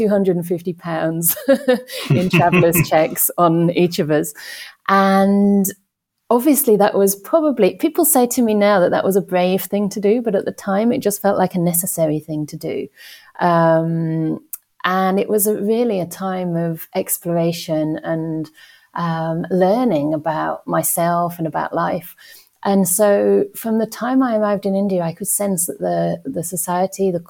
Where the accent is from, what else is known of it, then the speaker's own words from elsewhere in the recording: Chesterfield, East Midlands, United Kingdom; moved away as an adult; also born or lived in Western Australia; I came from Chesterfield in northern England. It's a small town, and I guess as a teenager it felt pretty dull